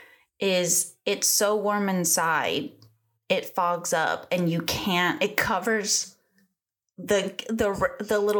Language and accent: English; Northwest Florida, United States; moved away; I am in Northwest Florida.